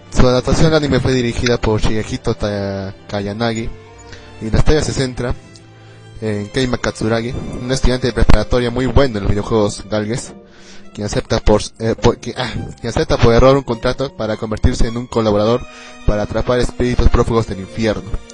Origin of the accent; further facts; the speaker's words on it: Arequipa, Peru; también soy de Perú, pero soy de Arequipa, de otro distrito